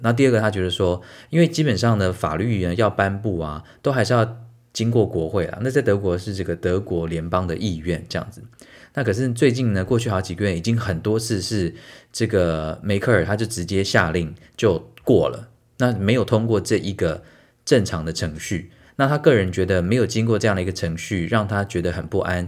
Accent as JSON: {"language": "Chinese", "country": "Taiwan", "said": "我们身为台湾人"}